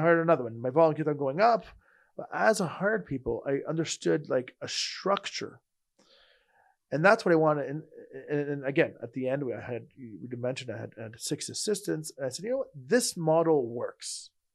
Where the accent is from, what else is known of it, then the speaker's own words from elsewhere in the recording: Montreal, Quebec, Canada; I'm from Montreal